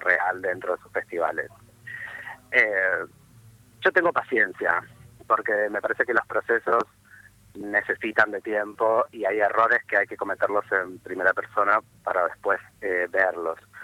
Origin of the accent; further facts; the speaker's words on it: Posadas, Misiones, Argentina; moved away; also born or lived in Buenos Aires; dejé mi pueblito para que no me maten, básicamente mi pueblo de frontera, en Posadas Misiones